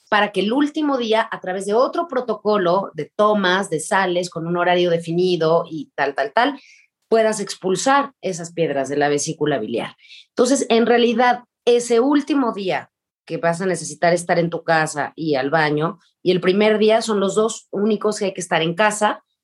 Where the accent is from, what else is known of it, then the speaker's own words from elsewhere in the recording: Argentina; Yo soy argentina.